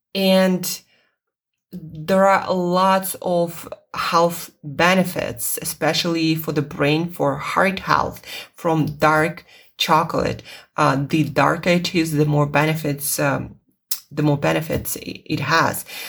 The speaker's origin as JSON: {"language": "English", "country": "Russia", "second_language": "English", "said": "English is not my first language. It's not my native language. Uh, I'm Russian"}